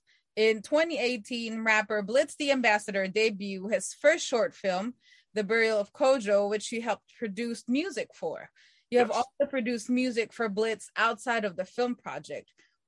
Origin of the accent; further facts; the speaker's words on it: Philippines; I'm Filipino.